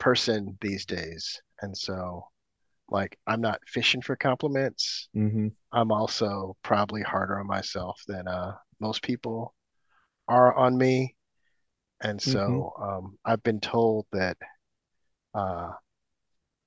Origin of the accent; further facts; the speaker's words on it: Oakland, California, United States; moved away as an adult; also born or lived in Tokyo, Japan; now in Los Angeles, United States; I grew up in Oakland, California, in the 80s, I lived there probably until what, my early 30s